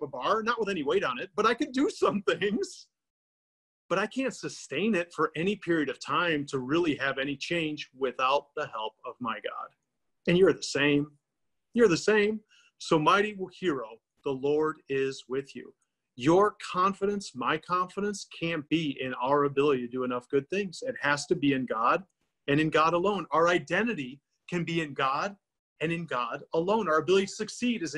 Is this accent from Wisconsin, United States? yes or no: yes; Milwaukee, Wisconsin, United States; I grew up in Milwaukee, Wisconsin